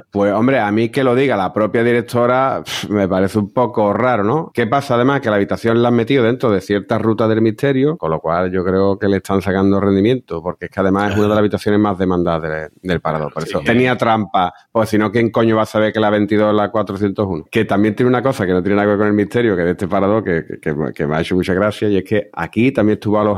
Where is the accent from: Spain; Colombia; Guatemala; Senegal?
Spain; Jaén, Andalusia; Yo me crié en Jaén, tío.